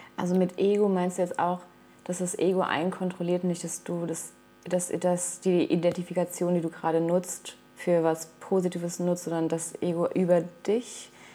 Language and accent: German; Mainz, Rhineland-Palatinate, Germany; also born or lived in Caparica, Portugal; now in Portugal; in meiner Heimat, äh, meinem Geburtsort Mainz